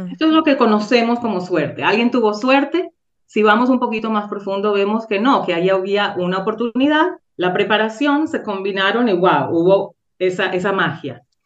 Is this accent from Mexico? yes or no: no; Venezuela; now in Safed, Israel; de Venezuela